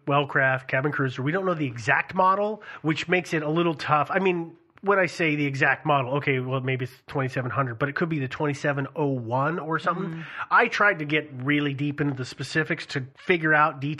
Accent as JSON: {"language": "English", "region": "West Coast", "country": "United States", "said": "I'm from the West Coast"}